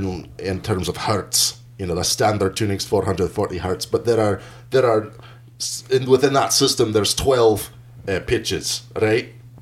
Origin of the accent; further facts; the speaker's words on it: Glasgow, Scotland, United Kingdom; Hey, Edinburgh. I went to school, born and raised in Glasgow.